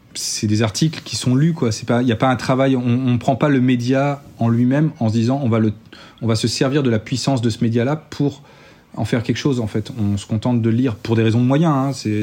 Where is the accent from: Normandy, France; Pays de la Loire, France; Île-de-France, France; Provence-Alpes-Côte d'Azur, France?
Pays de la Loire, France; Nantes; moi je suis nantais